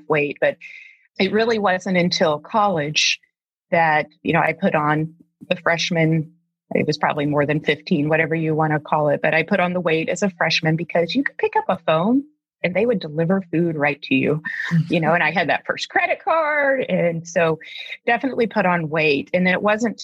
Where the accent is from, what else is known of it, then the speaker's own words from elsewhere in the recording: Deep South, United States; now in Alaska, United States; I grew up in the Deep South